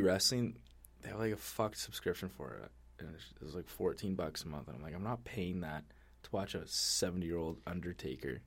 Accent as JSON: {"language": "English", "country": "Canada", "said": "we're Canadian"}